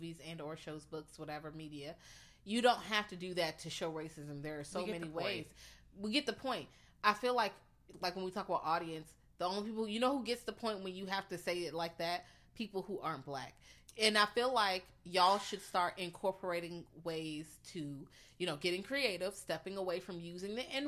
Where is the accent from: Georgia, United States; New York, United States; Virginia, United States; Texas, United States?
Virginia, United States; Richmond; I'm from Richmond